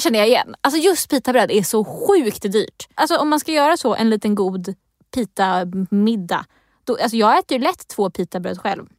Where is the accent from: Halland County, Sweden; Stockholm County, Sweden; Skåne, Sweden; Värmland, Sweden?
Stockholm County, Sweden; jag är från Region Stockholm, om det inte hörs på min dialekt.